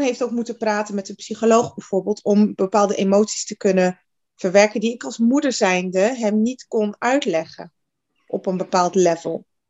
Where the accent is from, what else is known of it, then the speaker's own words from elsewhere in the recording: Netherlands; Geboren en getogen in Nederland, 41 jaar